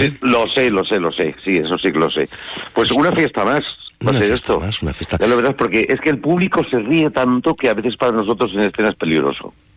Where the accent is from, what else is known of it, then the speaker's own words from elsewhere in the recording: Valencia, Valencian Community, Spain; now in Madrid, Spain; yo vivo en Madrid, por soy de Valencia